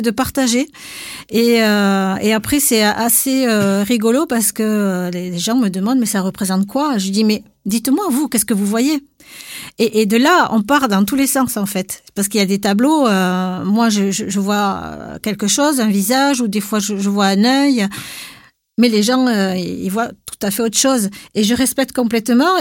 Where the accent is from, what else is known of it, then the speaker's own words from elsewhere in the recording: Basque Country, Nouvelle-Aquitaine, France; chez nous, en Pays Basque